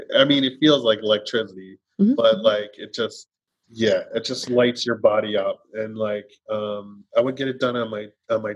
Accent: New York, United States; I'm from New York

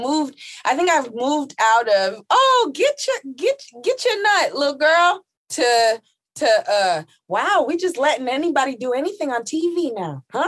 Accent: New York City, New York, United States; I'm from East New York.

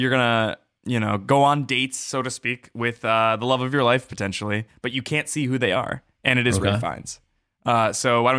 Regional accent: Los Angeles, California, United States

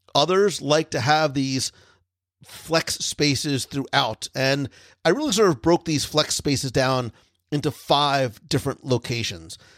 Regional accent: Northeast, United States; I am from the Northeast

